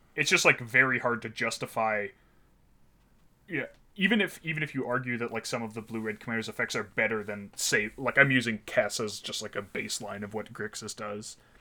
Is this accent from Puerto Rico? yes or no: no; Ottawa, Ontario, Canada; now in Toronto, Canada; I grew up in Ottawa